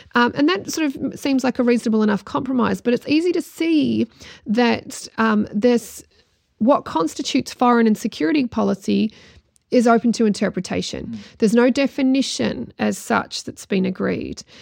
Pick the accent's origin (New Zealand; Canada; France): New Zealand; heritage based in Ireland and growing up in New Zealand